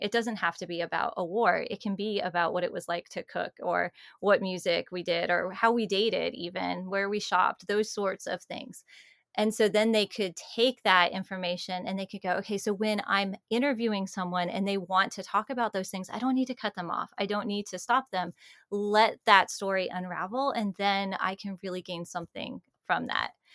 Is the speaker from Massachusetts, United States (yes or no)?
no; Georgia, United States; I'm from Georgia